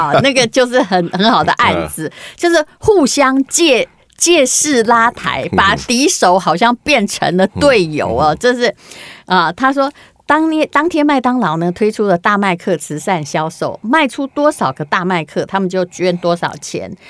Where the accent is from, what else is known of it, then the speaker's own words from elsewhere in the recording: Taiwan; accent: Taiwanese Mandarin; 因为我的台湾国语可能大家比较容易接受。